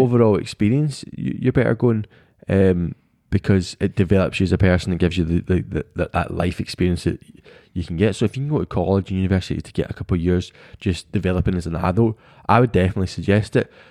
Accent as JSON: {"language": "English", "country": "United Kingdom", "said": "we, as British people"}